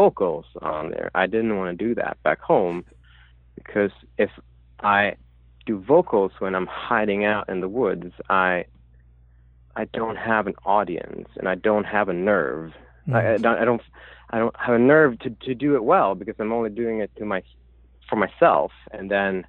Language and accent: English; Sweden; English is a second language; moved away as an adult; now in Brooklyn, United States